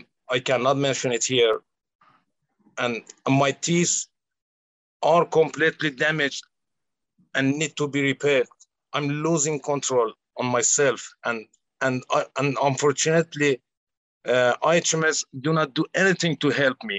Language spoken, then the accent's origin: English; Iran; moved away as an adult; also born or lived in Indonesia; now in Australia; I grew up in Iran